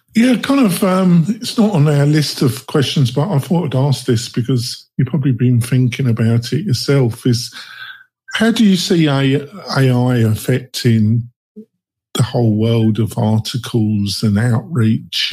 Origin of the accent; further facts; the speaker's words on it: England, United Kingdom; now in United States; I'm English. I live in America though